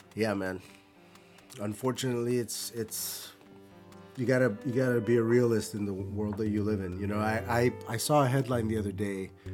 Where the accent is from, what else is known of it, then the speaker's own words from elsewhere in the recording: Buffalo, New York, United States; I'm from Buffalo